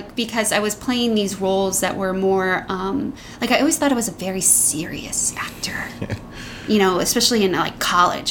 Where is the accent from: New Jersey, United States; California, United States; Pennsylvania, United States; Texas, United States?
New Jersey, United States; moved away as an adult; now in New York, United States; I'm originally from New Jersey.